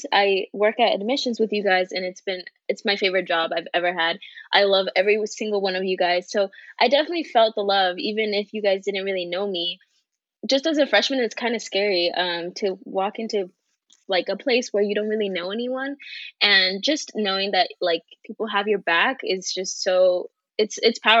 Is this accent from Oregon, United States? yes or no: yes; Oregon, United States; I've lived in Oregon my whole life